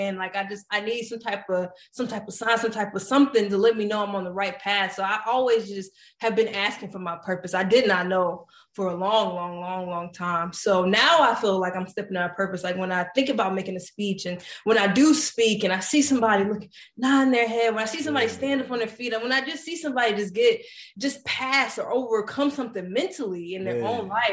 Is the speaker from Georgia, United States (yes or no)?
yes; Decatur, Georgia, United States; I'm from Decatur, Georgia